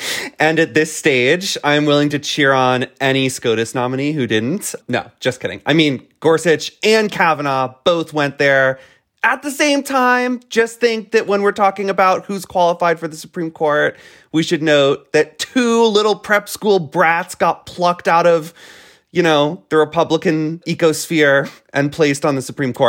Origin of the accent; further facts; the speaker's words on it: Florida, United States; in my home state of Florida